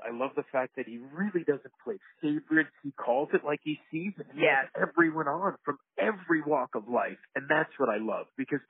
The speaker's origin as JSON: {"language": "English", "region": "New England", "country": "United States", "said": "But that's because we're from New England. That's all we have in the winter."}